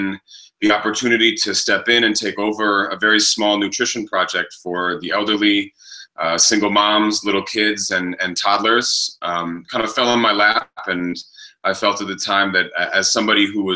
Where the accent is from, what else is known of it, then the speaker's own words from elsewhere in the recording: New York City, New York, United States; moved away as an adult; now in San Marcos La Laguna, Guatemala; I came to Guatemala from Brooklyn, New York, where I was born and raised